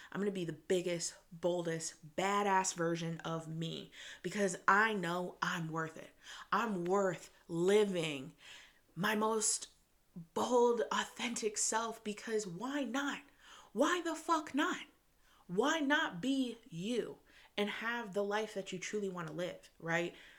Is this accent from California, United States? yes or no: no; Michigan, United States; I'm a girl from Michigan. I grew up in the suburbs